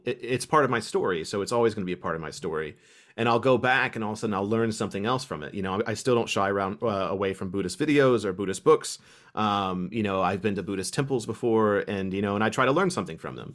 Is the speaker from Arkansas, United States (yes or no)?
no; Kentucky, United States; I was from Kentucky